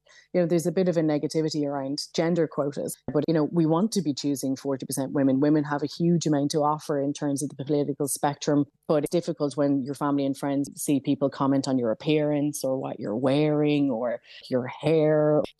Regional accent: County Dublin, Ireland; I grew up in South Dublin in a council estate

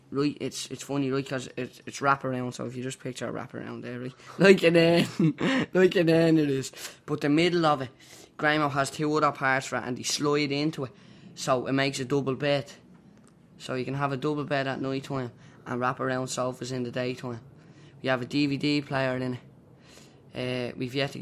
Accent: Dublin, Leinster, Ireland; also born or lived in Finglas, Dublin; If I didn't live in Finglas before I moved to Ballymun

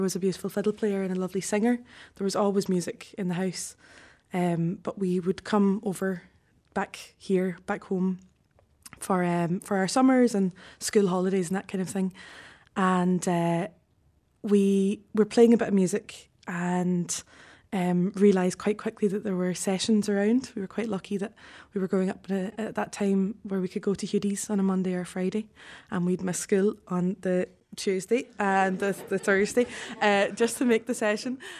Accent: Glasgow, Scotland, United Kingdom; moved away; I was born and brought up in Glasgow.

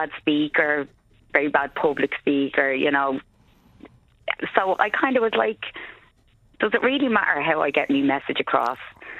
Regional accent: Dublin, Leinster, Ireland; accent: Dublin working class accent; I'm born, bred, several generations of Talla.

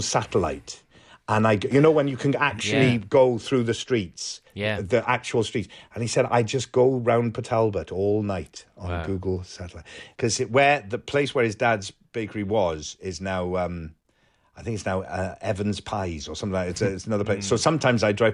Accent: Wales, United Kingdom; also born or lived in Liverpool; When I moved back to Wales from Liverpool, so I was 8 years old

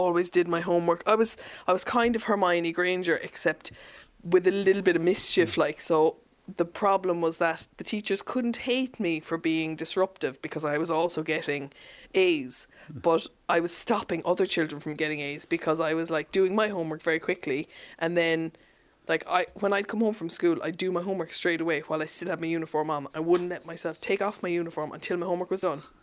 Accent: Mallow, Munster, Ireland; also born or lived in Germany / Dublin; I grew up in Mallow. I was actually born in Germany and then lived there for a few years

